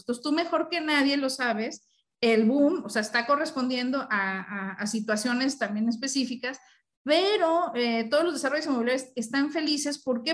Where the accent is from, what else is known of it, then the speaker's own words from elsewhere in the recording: Mexico City, Mexico; now in Monterrey, Mexico; yo estoy aquí en Monterrey, que soy chilanga, pero estoy vivo aquí en Monterrey